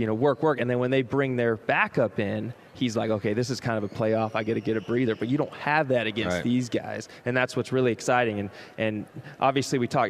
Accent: Seattle, Washington, United States; I'm from Seattle, grew up a Hawks fan.

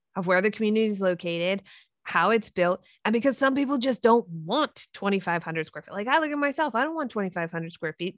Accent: Three Mile Island, Pennsylvania, United States; I grew up near Three Mile Island.

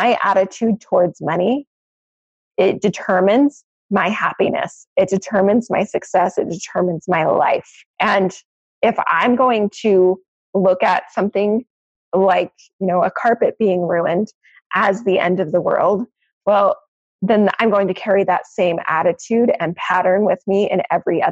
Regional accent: Maine, United States; moved away; I actually grew up in Maine.

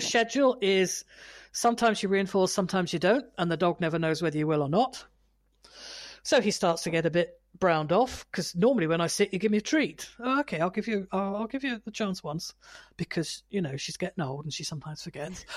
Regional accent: United Kingdom; I'm British

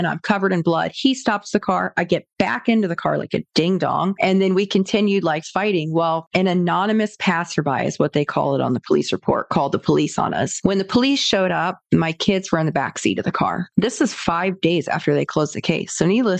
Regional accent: Sarasota, Florida, United States; So I grew up here in Sarasota, Florida, born and raised Florida native

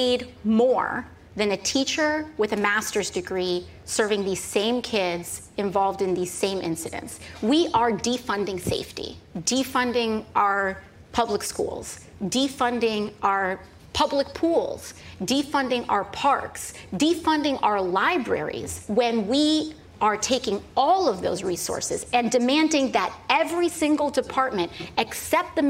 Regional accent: New York City, New York, United States; I'm from the Bronx, so it's on-brand for where I'm from

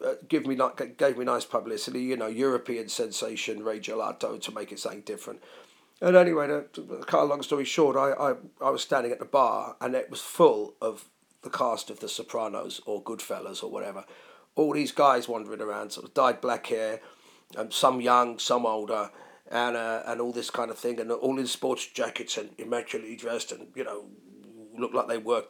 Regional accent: London, United Kingdom; accent: London; me being an English guy and speaking in a London accent

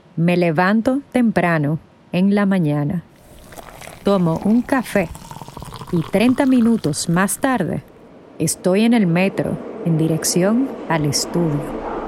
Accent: Dominican Republic; moved away as an adult; now in New York, United States; Soy de la República Dominicana, pero desde 2016 vivo en Nueva York

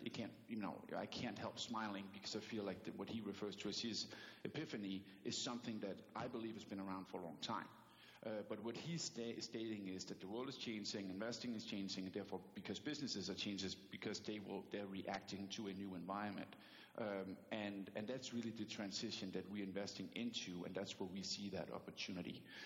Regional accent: Denmark; English is a second language; moved away as an adult; also born or lived in New York City; now in United States; I'm from Denmark, so I do still carry an accent

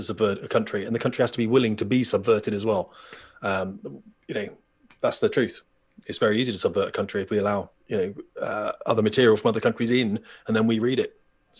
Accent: United Kingdom; we're British and we're the most tolerant nation on earth.

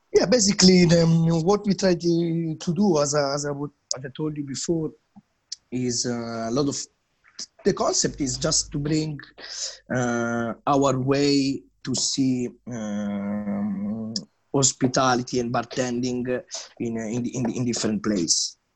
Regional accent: Milan, Lombardy, Italy; English is a second language; moved away as an adult; now in London, United Kingdom; I start to make, let's say, you know, the first tea, coffee, and, uh, and cappuccinos back in, uh, in my hometown, so Milano.

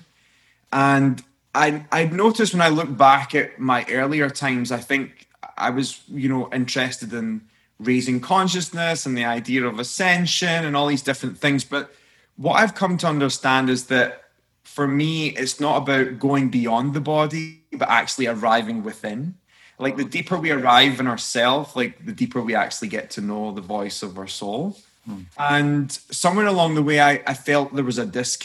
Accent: Scotland, United Kingdom; I'm a Scotsman

